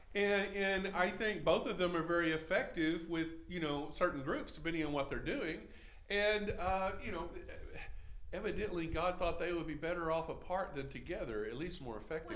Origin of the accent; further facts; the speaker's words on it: Henderson, Texas, United States; I grew up in Henderson, Texas